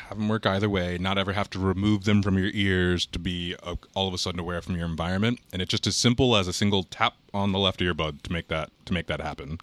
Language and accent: English; Harrisonburg, Virginia, United States; also born or lived in Charlottesville, Virginia; I grew up in Harrisonburg, Virginia.